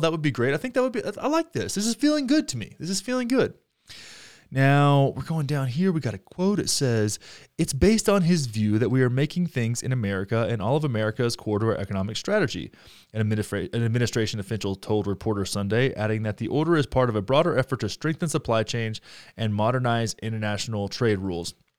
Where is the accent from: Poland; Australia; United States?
United States; Texas; I'm from Texas 'cause I am